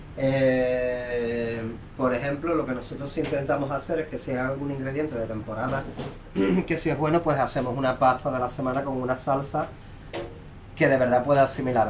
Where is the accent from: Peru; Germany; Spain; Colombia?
Spain; Cádiz, Andalusia; moved away; yo que soy de Cádiz